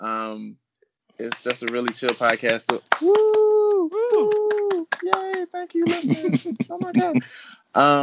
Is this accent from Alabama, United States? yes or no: yes; Birmingham, Alabama, United States; moved away as an adult; also born or lived in Austin, Texas; now in Chicago, United States; I'm originally from Birmingham, Alabama, but I've lived in Texas, and now I'm stuck in Chicago